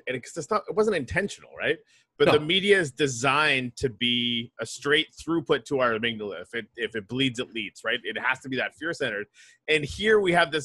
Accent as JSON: {"language": "English", "country": "Canada", "said": "I'm from Canada"}